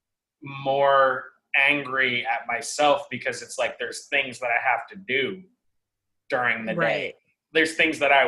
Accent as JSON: {"language": "English", "town": "Seattle", "region": "Washington", "country": "United States", "moved": "yes", "lives_now": "New York, United States", "said": "I'm from Seattle originally"}